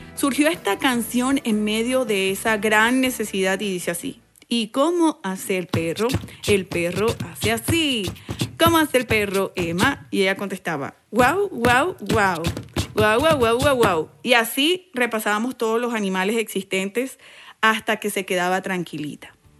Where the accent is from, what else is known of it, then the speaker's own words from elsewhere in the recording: Valledupar, Cesar, Colombia; Me crié en Valledupar, Colombia, inmersa en una cultura muy musical